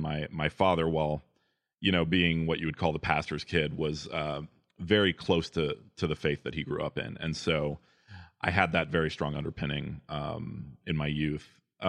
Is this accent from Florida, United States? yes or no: yes; Apopka, Florida, United States; I grew up in Apopka, Florida, in an Adventist family.